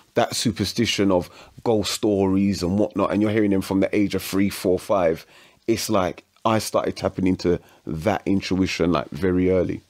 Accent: London, United Kingdom; also born or lived in Woodford; I'm from Hackney. I went to school in Woodford.

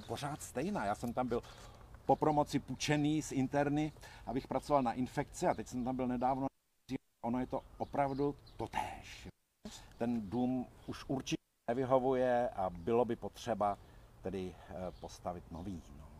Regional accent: Jilemnice, Liberec Region, Czechia; moved away as an adult; now in Hradec Králové, Czech Republic; jsem se narodil v Jelemnici, vlastně v Krkonoších

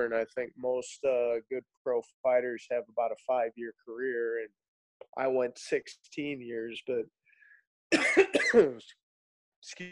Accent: St. Louis, Missouri, United States; I grew up in South County, born and raised in St. Louis.

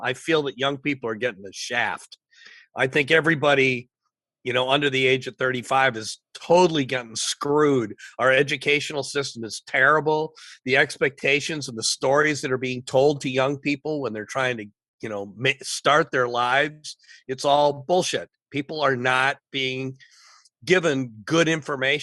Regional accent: Michigan, United States; moved away as an adult; also born or lived in Los Angeles; Well, I grew up in Michigan. I left Michigan early.

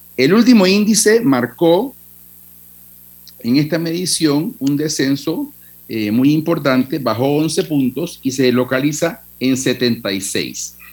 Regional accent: Panama; los que somos panameños

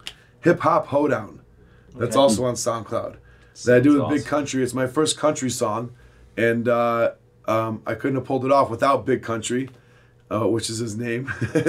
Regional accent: United States; Yeah, I'm assimilated. I'm an American. And I'm not saying I'm a Chaldean.

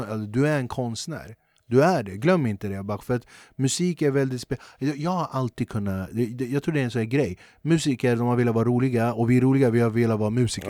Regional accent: Flemingsberg, Stockholm County, Sweden; jag är från Flemingsberg

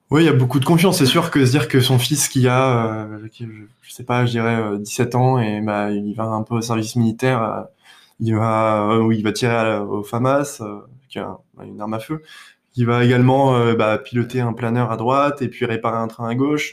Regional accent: Paris, Île-de-France, France; moved away as an adult; also born or lived in Clamart / New York / Detroit / Boston; je suis né à Paris dans le 14e, et euh, aujourd'hui, je vis euh, donc à Clamart dans le 92

